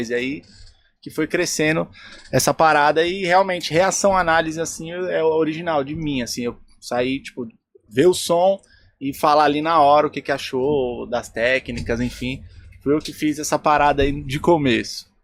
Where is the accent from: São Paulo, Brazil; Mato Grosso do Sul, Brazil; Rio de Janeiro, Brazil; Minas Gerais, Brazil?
São Paulo, Brazil; lá do Grajaú, lá de onde eu sou